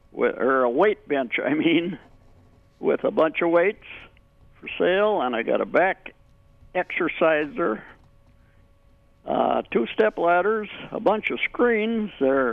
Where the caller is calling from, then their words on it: Minnesota, United States; Between Buffalo and Monticello.